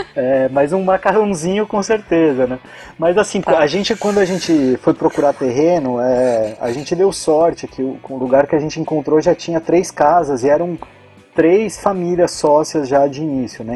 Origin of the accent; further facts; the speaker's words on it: São Paulo, Brazil; moved away as an adult; also born or lived in Florianópolis; eu sou de São Paulo